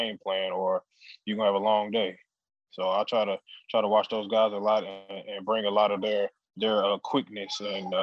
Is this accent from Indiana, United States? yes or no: no; Crowley, Texas, United States; I'm back in Crowley, Texas, in my hometown, just watching it with my family